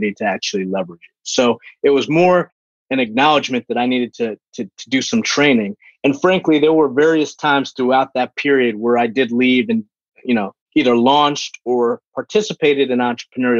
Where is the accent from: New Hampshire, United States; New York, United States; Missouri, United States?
New York, United States; New Rochelle; also born or lived in Bronx, New York; I was born in the Bronx, grew up in Westchester County in a city called New Rochelle, New Rock City